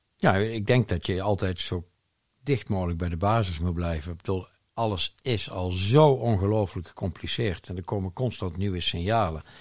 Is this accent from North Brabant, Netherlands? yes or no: yes; Eindhoven, North Brabant, Netherlands; moved away as an adult; We zijn weer terug, met mijn vrouw en ik zijn weer terug in eh, mijn geboortestad Eindhoven. Ja. In het mooie Brabant